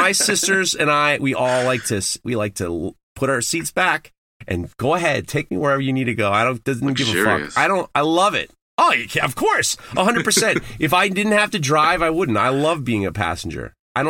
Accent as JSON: {"language": "English", "town": "Manhattan", "region": "New York", "country": "United States", "tie": "born or raised there", "said": "I grew up in Manhattan. I didn't have to drive until I was in college."}